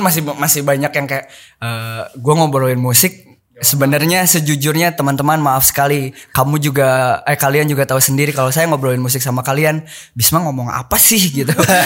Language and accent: Indonesian; Bandung, West Java, Indonesia; gaul di situ SD SMP